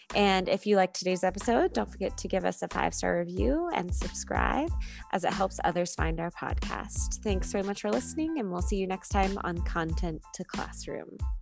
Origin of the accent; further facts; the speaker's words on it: United States; growing up in America